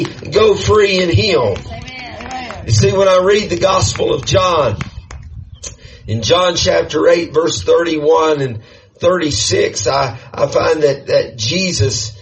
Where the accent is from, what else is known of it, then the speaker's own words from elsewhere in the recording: United States; I'm American